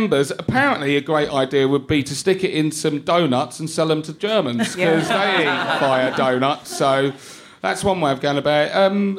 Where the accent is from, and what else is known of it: East of England, United Kingdom; born or raised there